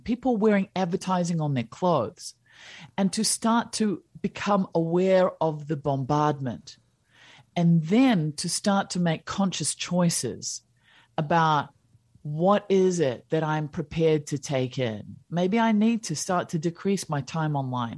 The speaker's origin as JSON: {"language": "English", "country": "New Zealand", "tie": "born or raised there", "also_born_or_lived": "India / Switzerland / United States", "said": "I was born in New Zealand"}